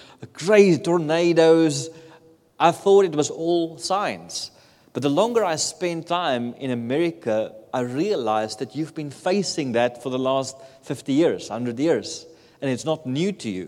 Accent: South Africa; moved away; I come from South Africa. In South Africa, we don't have any natural disasters.

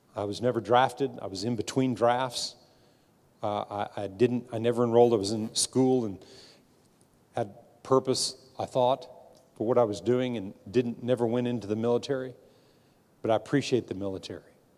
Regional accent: United States; born in this nation And I'm a, I'm, I'm a very proud American

